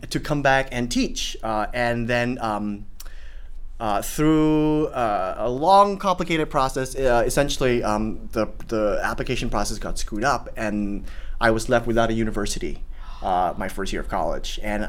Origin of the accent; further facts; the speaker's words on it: Singapore; now in United States; when I first came to the States, it was like, oh, you know, I'm a Singaporean. I have the ability to extricate myself and run back to Singapore at any one time.